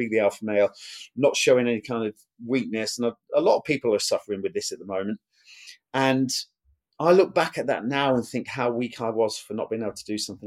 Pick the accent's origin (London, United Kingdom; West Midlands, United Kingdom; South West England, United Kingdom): West Midlands, United Kingdom; Burton-on-Trent; I was born in Burton-on-Trent, Staffordshire. It's a brewery town. Family was paid in beer.